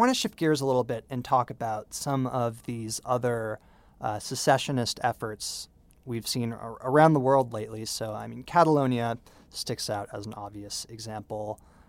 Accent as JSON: {"language": "English", "region": "California", "country": "United States", "tie": "born or raised there", "said": "as a native Californian, I have a personal stake in this, and I'm not so sure I'll be out there calling for my home state to secede anytime soon."}